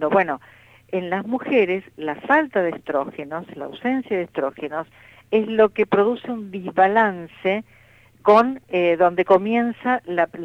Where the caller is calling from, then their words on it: Caseros, Buenos Aires Province, Argentina; Eh, bueno … de Caseros